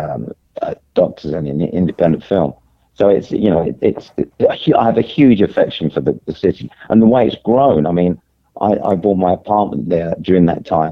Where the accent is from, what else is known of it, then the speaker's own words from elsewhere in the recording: London, United Kingdom; I grew up in the East End